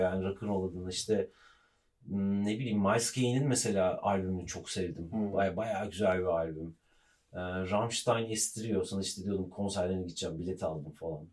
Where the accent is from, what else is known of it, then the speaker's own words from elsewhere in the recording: Ankara, Turkey; biz Ankaralıyız. Bizim Ankara'daki ev Gençlik Caddesi'nde Anıtkabir'in karşısında büyüdüm ben